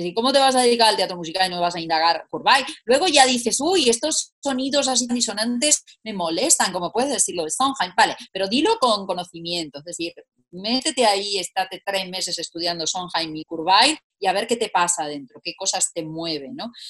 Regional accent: Italy; now in Spain; como buena italiana

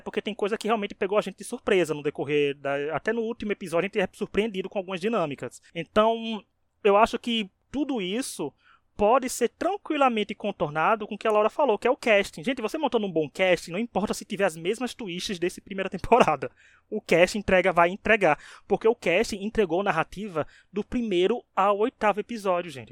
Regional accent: Northeast Region, Brazil; não, é o Nordeste é meu país

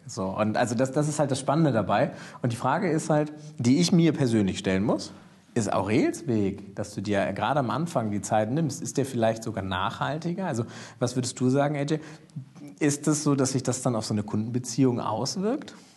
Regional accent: Germany; als, als Deutsche

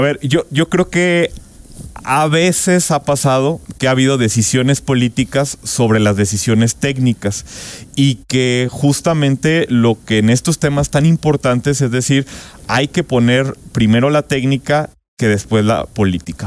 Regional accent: Irapuato, Guanajuato, Mexico; yo soy de Irapuato

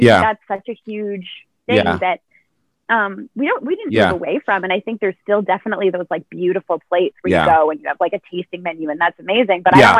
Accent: Pickering, Ontario, Canada; I went to high school in Pickering. I grew up in Pickering.

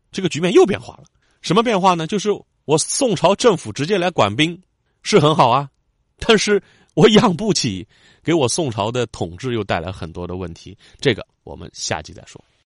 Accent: Yangzhou, Jiangsu, China; 我的家乡扬州

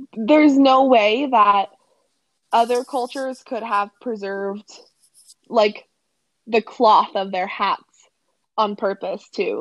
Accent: Colorado, United States; we're from Colorado.

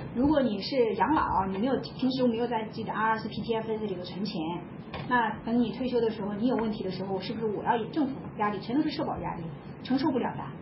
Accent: China; 我们中国人都这么想的

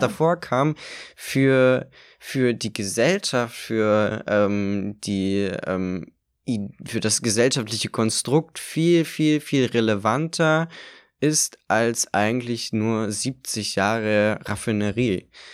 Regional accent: Eichwalde, Brandenburg, Germany; also born or lived in Berlin; Ich bin zwar in Eichwalde aufgewachsen

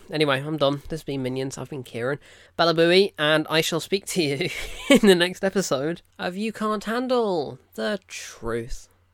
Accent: United Kingdom; I'm British

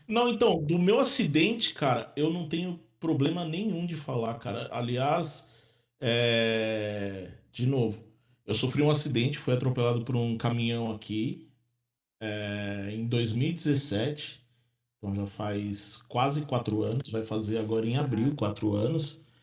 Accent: Santo André, São Paulo, Brazil; moved away as an adult; now in Ireland; eu sou de Santo André, né? Na Grande São Paulo

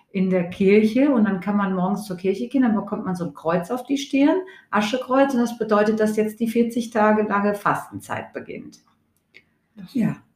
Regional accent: Hesse, Germany; Also ich komme ja aus Hessen, da haben wir immer Fasching gesagt

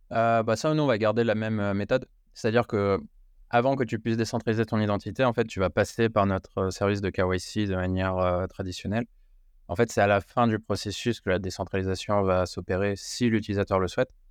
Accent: France; je peux révéler que je, suis je ne suis pas américain sans révéler que je suis français.

